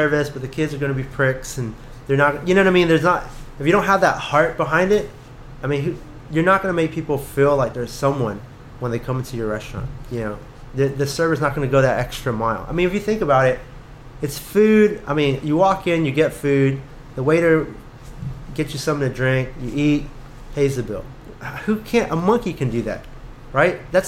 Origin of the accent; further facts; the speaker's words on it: Katy, Texas, United States; also born or lived in Austin; I grew up in the Katy School District system